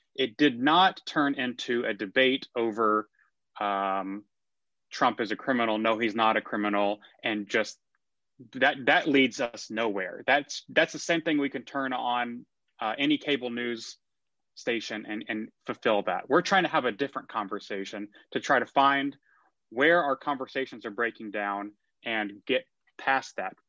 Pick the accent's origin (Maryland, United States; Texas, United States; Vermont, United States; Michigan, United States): Texas, United States; McKinney; also born or lived in Austin, Texas / New York; I grew up in McKinney, Texas.